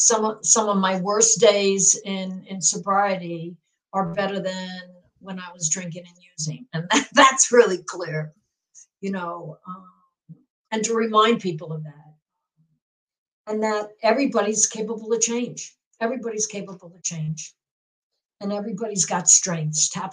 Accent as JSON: {"language": "English", "region": "New York", "country": "United States", "tie": "born or raised there", "also_born_or_lived": "Portland area", "moved": "yes", "lives_now": "Seattle, United States", "said": "I grew up in New York"}